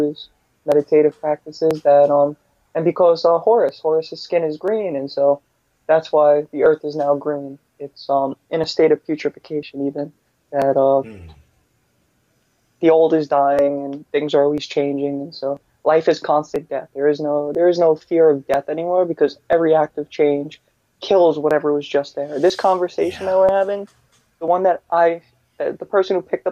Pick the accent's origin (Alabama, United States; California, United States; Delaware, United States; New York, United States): New York, United States; I happen to live in New York. I was born and raised in New York